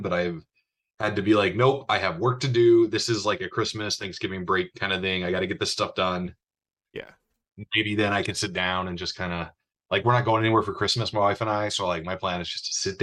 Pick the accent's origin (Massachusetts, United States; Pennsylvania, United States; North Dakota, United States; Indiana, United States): North Dakota, United States; Bismarck; growing up in Bismarck, North Dakota